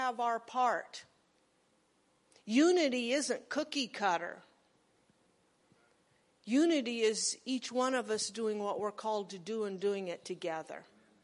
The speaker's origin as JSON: {"language": "English", "region": "Nebraska", "country": "United States", "said": "I was a redneck from Nebraska"}